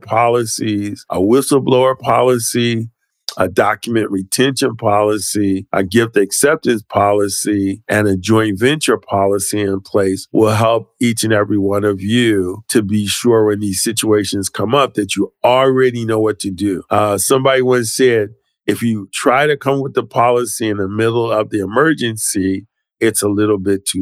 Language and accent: English; Philadelphia, Pennsylvania, United States; I'm from Philadelphia